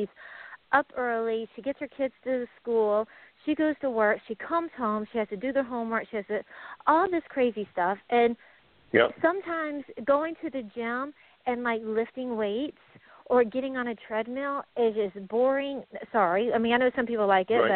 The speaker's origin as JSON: {"language": "English", "town": "Atlanta", "region": "Georgia", "country": "United States", "said": "I'm from the Atlanta area"}